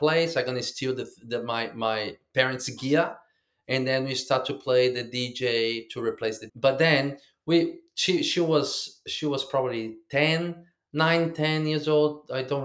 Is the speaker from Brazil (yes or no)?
yes; Rio de Janeiro, Brazil; now in Queensland, Australia; I'm in Australia, in Queensland, and I'm from Brazil, Rio.